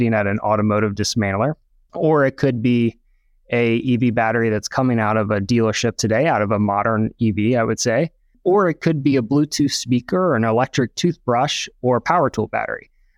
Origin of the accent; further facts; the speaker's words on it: Southeast, United States; So I grew up in the Southeast, went to the University of Alabama for my undergrad